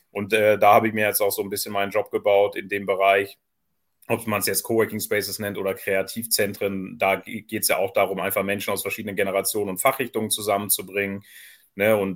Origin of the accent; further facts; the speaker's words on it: Southern Germany, Germany; now in Kiel, Germany; Ja, ich komme ja nicht ursprünglich aus dem Norden, also man muss ja immer zu erkennen geben. Also das ist dann so ein kleiner Hinweis, äh, dass die Leute auch wissen, dass ich aus dem Süden eigentlich komme.